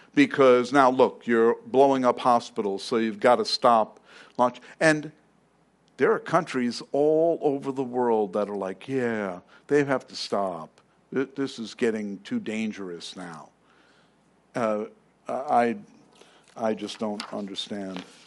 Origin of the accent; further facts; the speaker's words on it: New York City, New York, United States; now in Arizona, United States; I'm from Queens